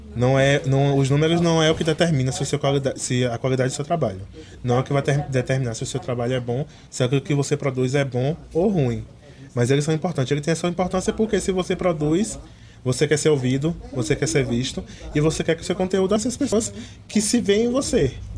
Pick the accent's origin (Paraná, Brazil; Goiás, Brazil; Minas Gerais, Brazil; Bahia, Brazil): Bahia, Brazil; interior of; Eu sou do interior da Bahia